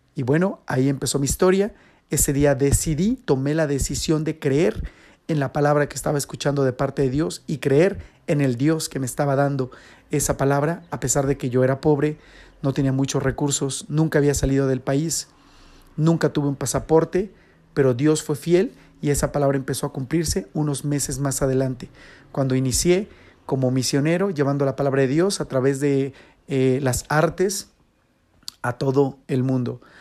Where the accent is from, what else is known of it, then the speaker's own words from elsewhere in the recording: Toluca, State of Mexico, Mexico; le digo, de México